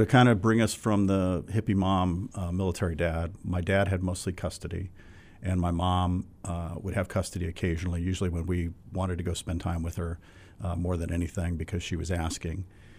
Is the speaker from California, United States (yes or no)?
yes; California, United States; born there; also born or lived in New England; now in New Hampshire, United States; And so I was born in California and have lived probably half the states up until now, and I've been in New England for most of my adult life. Moved to New Hampshire about 20 years ago.